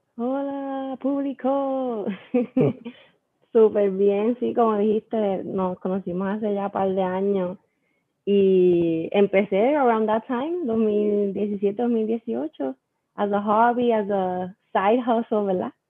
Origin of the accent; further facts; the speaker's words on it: Aguadilla, Puerto Rico; also born or lived in Mayagüez; yo soy de Aguadilla, siempre he sido de Aguadilla all my life.